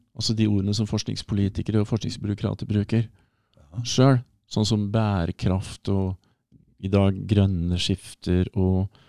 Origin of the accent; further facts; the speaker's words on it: Hamar, Innlandet, Norway; moved away; also born or lived in Burundi / United States; rundt Hamar